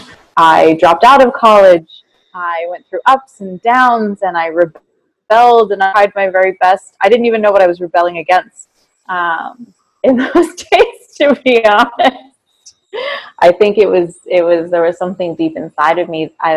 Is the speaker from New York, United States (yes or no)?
no; Caldwell, New Jersey, United States; moved away as an adult; now in Italy; I grew up in Caldwell, New Jersey